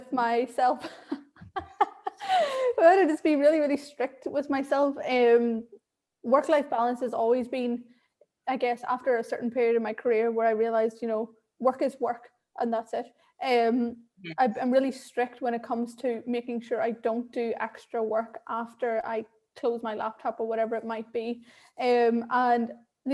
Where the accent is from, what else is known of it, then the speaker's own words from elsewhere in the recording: Ireland; accent: Irish; also born or lived in Sri Lanka; now in London, United Kingdom; I was adopted at 3 weeks old and raised in Ireland, so I have this lovely thick accent